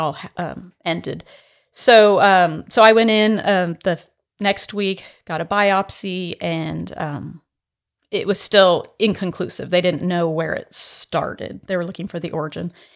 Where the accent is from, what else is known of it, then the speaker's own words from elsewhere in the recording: San Diego, California, United States; moved away as an adult; also born or lived in Santa Barbara, United States / Winnipeg, Canada; now in Starkville, United States; I was born and raised in San Diego, in California